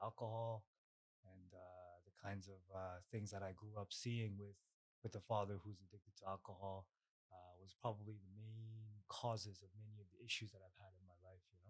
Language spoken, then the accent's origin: English; Canada; English is a second language; also born or lived in Korea; So I'm born in Korea. I came to Canada at around 8 years old. I just turned 35, so I'm pretty much Canadian, but Korean-born Canadian. Grew up with Korean principles and Korean mindset, very Korean parents as well.